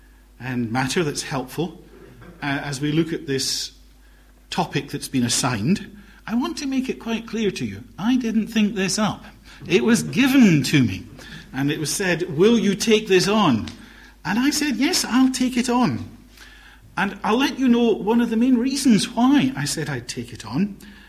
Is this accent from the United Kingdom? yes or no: yes; Glasgow, Scotland, United Kingdom; accent: Highland Glaswegian; I'm a Highland Glaswegian. Brought up very much in a Highland community in Glasgow. Always felt themselves to be exiles in the big city. And my accent is a sort of mixture of all sorts of strands. But typical Glasgow is not one of them.